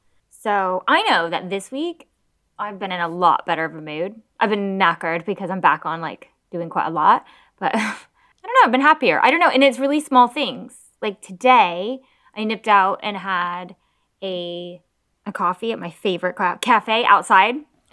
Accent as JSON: {"language": "English", "country": "United States", "moved": "yes", "lives_now": "United Kingdom", "said": "I'm American."}